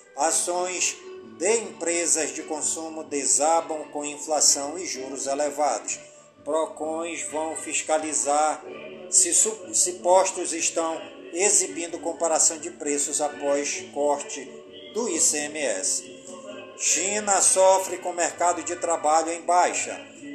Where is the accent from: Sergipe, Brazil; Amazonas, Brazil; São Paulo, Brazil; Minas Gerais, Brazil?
Amazonas, Brazil; Careiro da Várzea; em todas as comunidades do Careiro da Vase, a minha cidade natal